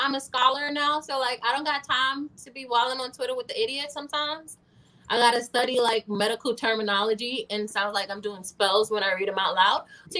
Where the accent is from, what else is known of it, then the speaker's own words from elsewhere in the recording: New York City, New York, United States; but I'm from the fucking Bronx.